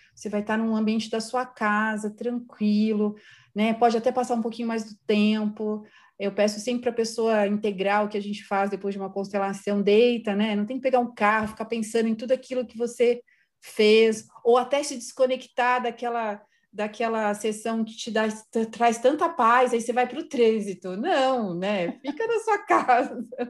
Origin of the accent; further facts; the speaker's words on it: São Paulo, Brazil; sou de São Paulo, moro em São Paulo